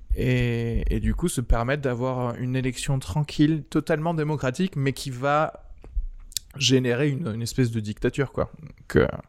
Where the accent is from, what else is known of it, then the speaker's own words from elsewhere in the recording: France; also born or lived in Algeria; Je suis né en Algérie et je suis arrivé en France quand j'avais 8-9